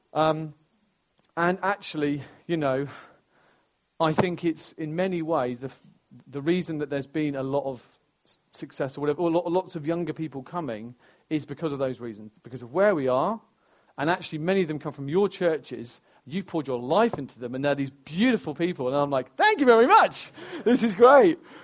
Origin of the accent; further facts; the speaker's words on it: Stamford, East Midlands, United Kingdom; my hometown in Stamford, where I'm from, I'm, oh, I care uh, deeply about Stamford and Lincolnshire um, because it's where I'm from